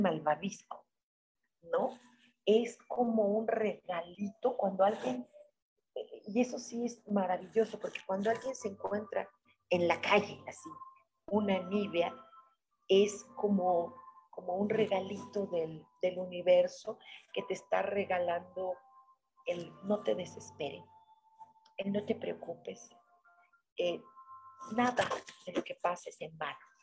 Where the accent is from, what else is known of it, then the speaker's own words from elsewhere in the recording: Mexico; nosotros como mexicanos